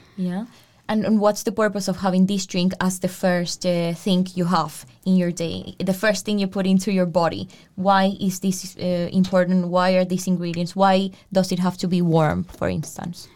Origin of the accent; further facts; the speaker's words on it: Colombia; first language Spanish; English is a second language; now in Denmark; I am Colombian. My native tongue is Spanish.